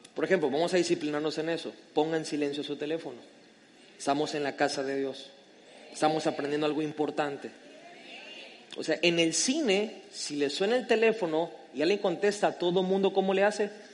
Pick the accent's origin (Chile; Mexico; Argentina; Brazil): Mexico; yo amo mi tierra de México, soy mexicano con todo el orgullo